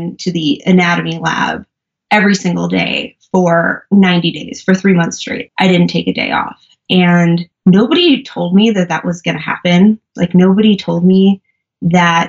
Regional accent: New York, United States; moved away; also born or lived in Colorado; I'm originally from New York, but I was living in Colorado at the time

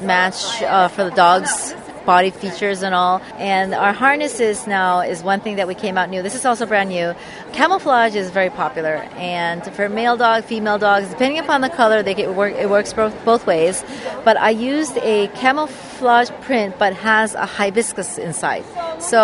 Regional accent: Hawaii, United States; we're originally from Hawaii

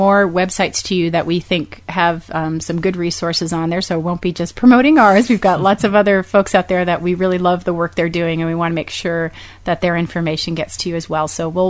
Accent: Austin, Texas, United States; I'm doing an evening event in my hometown in Austin, Texas at Gallery of Pets

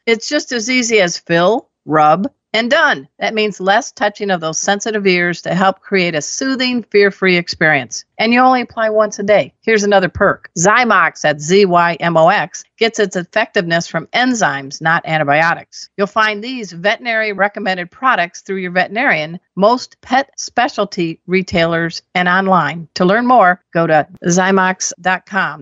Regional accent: Chicago, Illinois, United States; moved away; I came from the Chicago area. I grew up from the region

